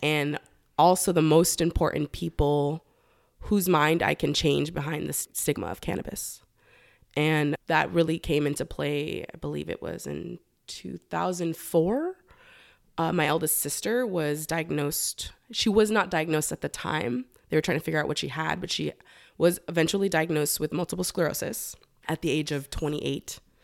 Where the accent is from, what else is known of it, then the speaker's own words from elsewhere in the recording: Los Angeles, California, United States; moved away as an adult; also born or lived in Humboldt County, California; I am originally from Los Angeles, born and raised in San Fernando Valley